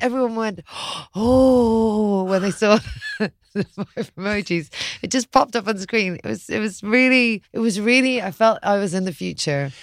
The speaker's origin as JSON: {"language": "English", "country": "Ireland", "also_born_or_lived": "London"}